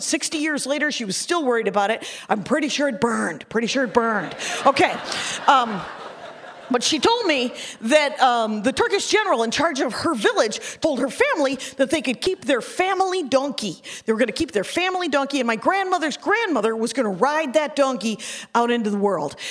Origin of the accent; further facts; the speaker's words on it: Wisconsin, United States; I'm from Wisconsin